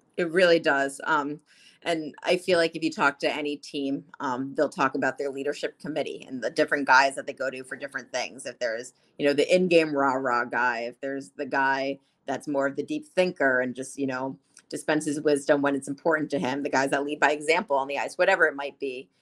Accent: New Jersey, United States; I'm from North Jersey

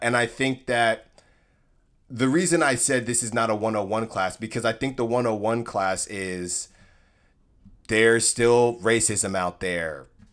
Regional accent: Concord, California, United States; I'm from Concord, California, a nice city, suburb in the Bay Area, in the East Bay

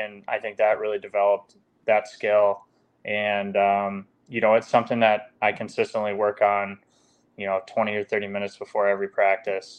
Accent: United States; as an American

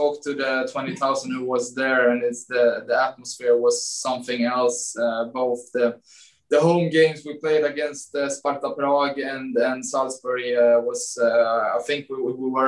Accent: Sweden; English is a second language; moved away as an adult; also born or lived in Åtvidaberg, Sweden / Malmö, Sweden; now in New York, United States; I grew up in Groshin

